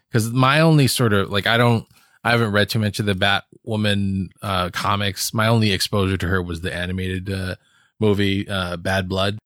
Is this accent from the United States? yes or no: yes; Hawaii, United States; moved away; I grew up in Hawaii